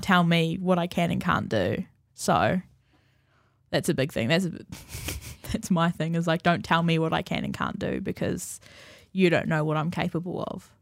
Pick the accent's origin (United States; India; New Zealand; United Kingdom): New Zealand; Napier, Hawke's Bay; moved away; I'm from Napier